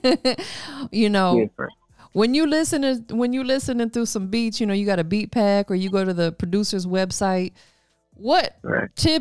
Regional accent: Tampa, Florida, United States; now in Atlanta, United States; I'm from Tampa, but I moved to Atlanta

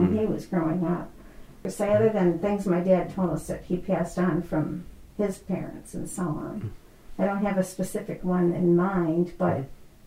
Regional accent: Grafton, Ohio, United States; We grew up in Grafton

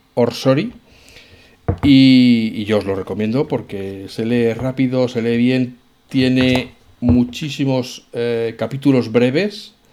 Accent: Spain; cómo somos los españoles

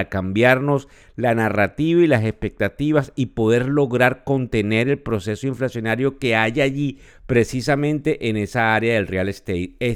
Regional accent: Venezuela; accent: Venezuelan; Sí, sé que nos escuchan de otras nacionalidades, pero mi acento es venezolano y no lo puedo cambiar. Soy venezolano, además sumamente orgulloso de serlo.

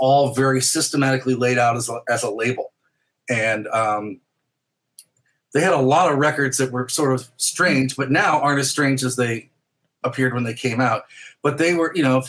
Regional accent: St. Louis, Missouri, United States; growing up in St. Louis, we would go to Chicago a lot because it was close.

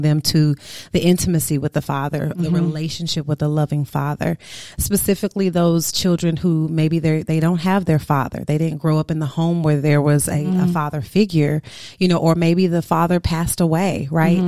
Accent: St. Louis, Missouri, United States; also born or lived in Houston, Texas; I'm originally from St. Louis, Missouri

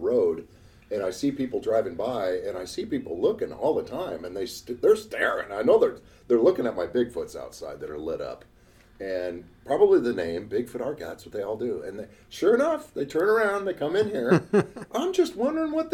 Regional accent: Alaska, United States; being born and raised in Alaska

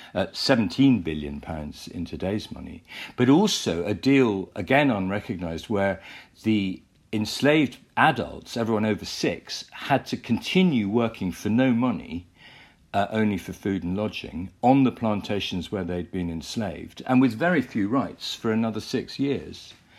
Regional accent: United Kingdom; we are as British people

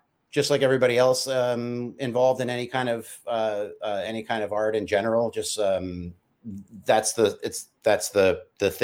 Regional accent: San Francisco, California, United States; I grew up in San Francisco on a hill called Potrero Hill

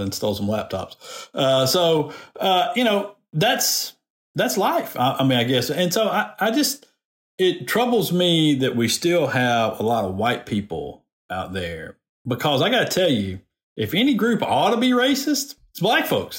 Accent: Decatur, Alabama, United States; I come from Decatur

